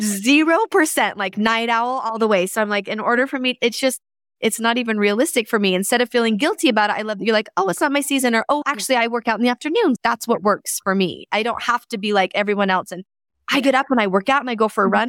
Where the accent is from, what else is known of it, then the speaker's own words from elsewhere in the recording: Canada; I was born in Canada